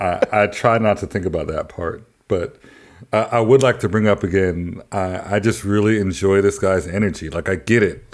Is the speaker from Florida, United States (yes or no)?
no; Nashville, Tennessee, United States; I grew up in Nashville, Tennessee